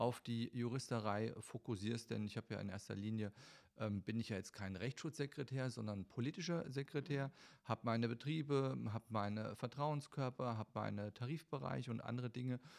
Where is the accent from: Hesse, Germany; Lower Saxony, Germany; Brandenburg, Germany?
Hesse, Germany; Friedberg; also born or lived in Ruhr area; ich bin in Friedberg, Hessen äh, geboren und bin in der Tat eigentlich ähm, größtenteils meines Lebens in Hessen im Einsatz gewesen